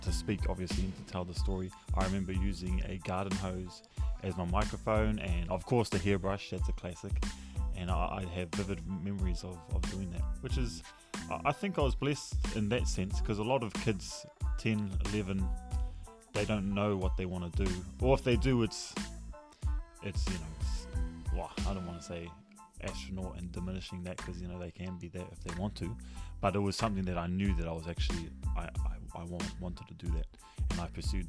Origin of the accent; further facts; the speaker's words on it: Tauranga, Bay of Plenty, New Zealand; I am from Tauranga Moana